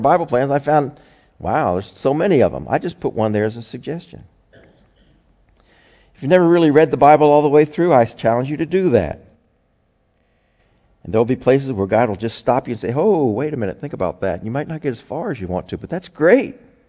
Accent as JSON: {"language": "English", "country": "United States", "said": "as an American"}